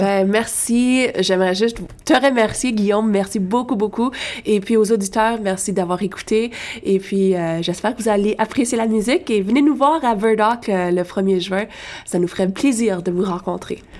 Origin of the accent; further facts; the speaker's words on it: Lafontaine, Ontario, Canada; dans ma région, je viens de La Fontaine